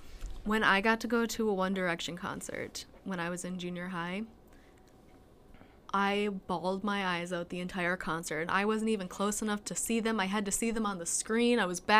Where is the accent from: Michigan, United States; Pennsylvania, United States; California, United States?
Michigan, United States; the Upper Peninsula; I live in the UP. So all we get are people who come to the casino in my hometown